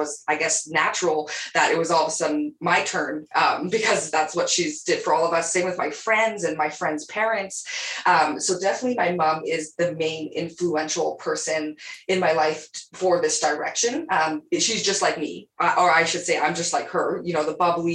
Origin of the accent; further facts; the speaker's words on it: Calgary, Alberta, Canada; also born or lived in Lethbridge, Alberta; I've just been Calgary, you know, Alberta, pretty much. I was actually born in Lethbridge, Alberta